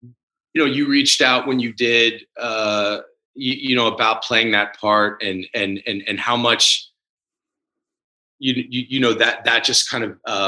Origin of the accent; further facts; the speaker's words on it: Washington, District of Columbia, United States; growing up in Washington, especially at the time that I did, I wouldn't change it for the world.